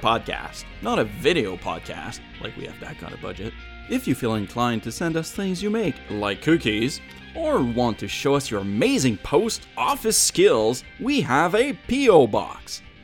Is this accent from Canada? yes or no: yes; Canada; because I'm Canadian, French-Canadian at that, and keep refusing to get on the email system because they won't put in Le French.